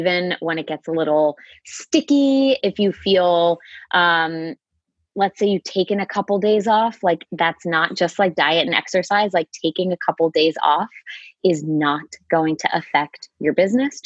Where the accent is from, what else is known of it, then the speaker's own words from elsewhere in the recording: outside Boston, Massachusetts, United States; I grew up right outside of Boston. So I'm from Massachusetts, right outside the city, about 20 minutes outside of downtown